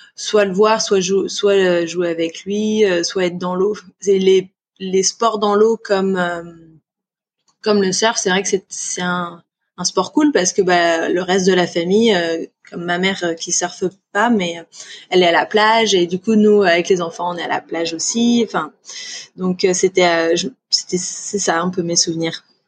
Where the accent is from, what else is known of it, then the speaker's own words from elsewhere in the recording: Réunion; also born or lived in Auvergne; mes premiers souvenirs c'était à la Réunion clairement parce que à la base on vient d'Auvergne. Ils ont déménagé à la Réunion, j'avais 20 mois